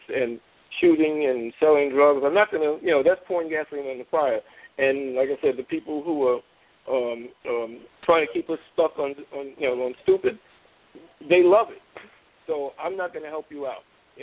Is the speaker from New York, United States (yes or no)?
yes; New York, United States; I'm a proud West Indian. I was born here. I'm West Indian heritage. My people come from Trinidad